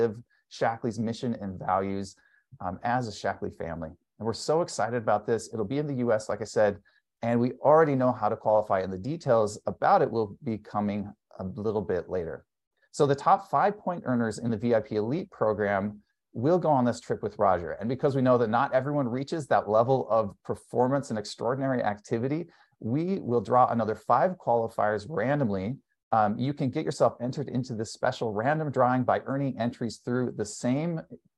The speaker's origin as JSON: {"language": "English", "region": "California", "country": "United States", "said": "since I'm from California"}